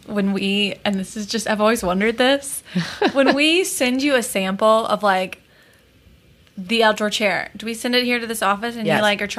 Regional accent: South Alabama, United States; I'm from South Alabama, and it does the same thing. Every day at 4 o'clock, it downpours for 30 minutes.

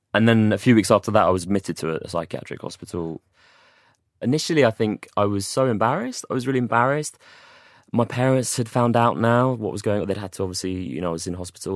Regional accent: London, United Kingdom; moved away as an adult; also born or lived in Watford / Manchester; I'm from London originally.

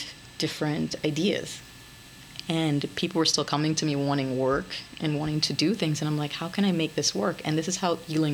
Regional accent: France; moved away; Well, no. 2006 is when I came here from France.

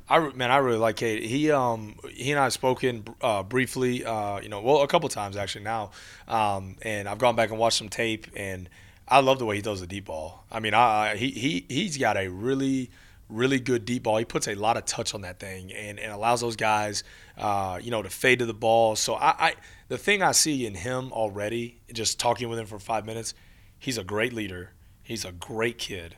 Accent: Texas, United States; now in El Paso, United States; I grew up in Texas.

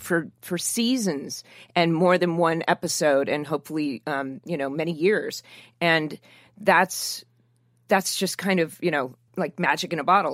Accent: Newport Beach, California, United States; I grew up in Orange County in, in south of Newport Beach

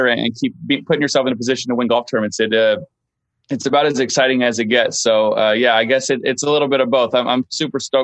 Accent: Los Angeles, California, United States; I grew up going to Riviera

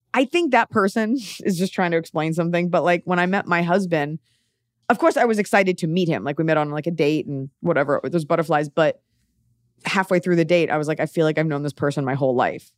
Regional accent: Dallas, Texas, United States; I'm from Dallas, where, like, everything's a corporate restaurant

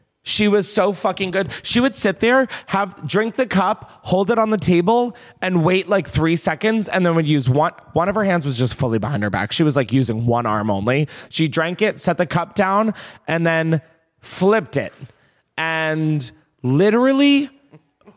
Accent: Delaware, United States; moved away; I'm from Delaware

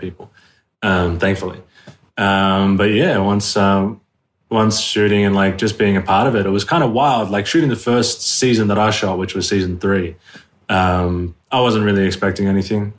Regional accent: Sydney, New South Wales, Australia; moved away as an adult; also born or lived in New York; now in Los Angeles, United States; I was born and raised in South West Sydney

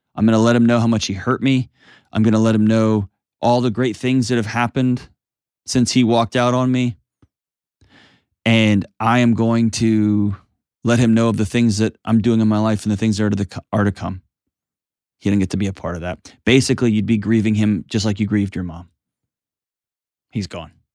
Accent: Houston, Texas, United States; moved away; my hometown, H-Tone

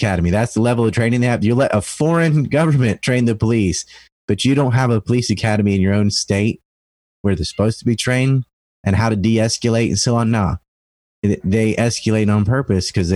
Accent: Cape Hatteras Island, North Carolina, United States; I'm from Cape Hatteras Island

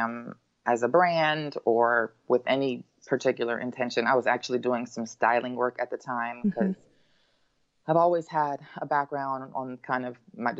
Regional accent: Los Angeles, California, United States; I grew up in Los Angeles

